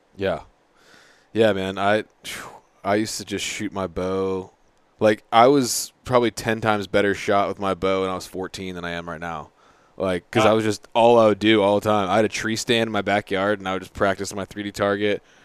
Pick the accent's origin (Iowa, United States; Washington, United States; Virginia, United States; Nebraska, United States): Virginia, United States; Southeast; moved away; I'm from Southeast Virginia